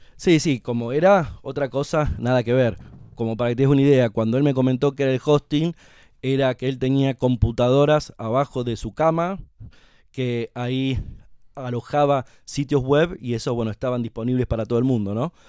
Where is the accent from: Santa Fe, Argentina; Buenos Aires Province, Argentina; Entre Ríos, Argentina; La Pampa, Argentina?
La Pampa, Argentina; Santa Rosa; moved away as an adult; now in Buenos Aires, Argentina; soy nacido y criado en Santa Rosa La Pampa, estudié ahí primario y secundario